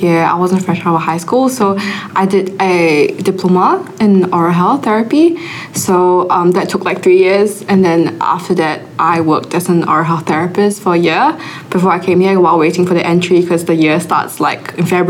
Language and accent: English; Singapore; So like I really like the aspect of dentistry, so that's why I came here from Singapore. And it's also close to home, so it's not too bad for me.